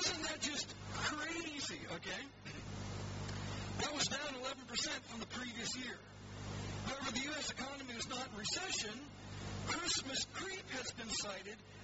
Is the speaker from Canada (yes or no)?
yes; Canada; now in England; I'm a Canadian